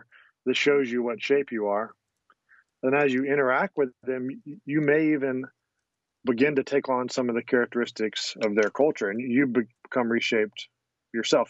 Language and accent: English; United States; moved away as an adult; also born or lived in Croatia / Bosnia; We grew up in a family where we loved being American.